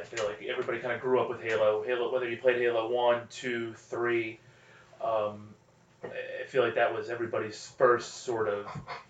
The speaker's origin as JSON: {"language": "English", "region": "North Central New Jersey", "country": "United States", "tie": "born or raised there", "said": "I've grown up in this area of New Jersey my whole life."}